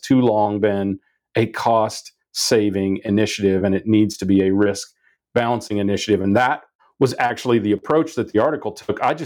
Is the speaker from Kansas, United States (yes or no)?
yes; Wichita, Kansas, United States; I grew up in Wichita, Kansas